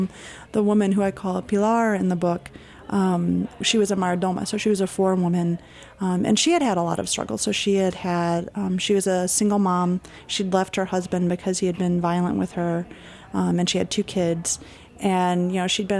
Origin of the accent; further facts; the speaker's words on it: Michigan, United States; I'm from Michigan, which is where I was working at Walmart